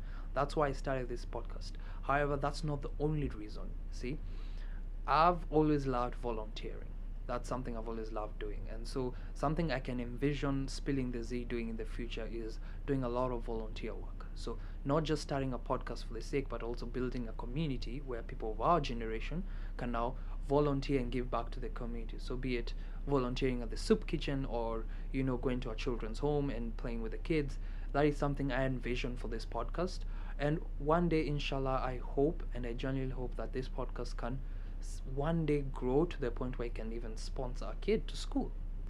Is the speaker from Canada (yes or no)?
no; Kenya; now in United States; I am a second year student at Michigan State University, and I am originally from Kenya.